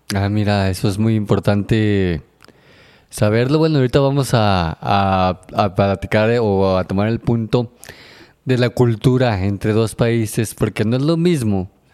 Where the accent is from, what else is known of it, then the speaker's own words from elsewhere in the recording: Mexico; nosotros que somos de un pueblo eh, chico, estamos acostumbrados todavía a salir a la calle y decir buenos días, buenas tardes, buenas noches. Este, somos que muy amables, aparte de que así somos los mexicanos